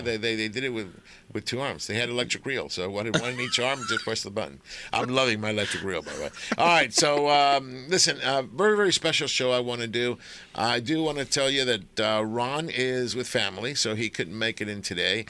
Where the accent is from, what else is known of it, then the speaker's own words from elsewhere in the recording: Argentina; now in United States; I'm I'm from Argentina. I was born there